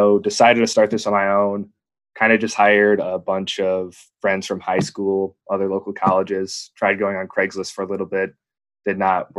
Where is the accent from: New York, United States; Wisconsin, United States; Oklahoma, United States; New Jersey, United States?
Wisconsin, United States; Jefferson; I am originally from Jefferson, Wisconsin, which is just like a small farming town about halfway between Madison and Milwaukee.